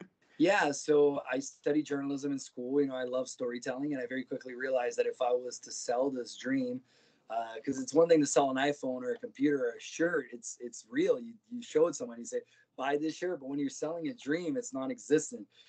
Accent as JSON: {"language": "English", "region": "Ontario", "country": "Canada", "tie": "born or raised there", "also_born_or_lived": "Brazil", "said": "when I was nine years old, my parents ended up moving to Canada. I grew up in Ontario, rodeoing"}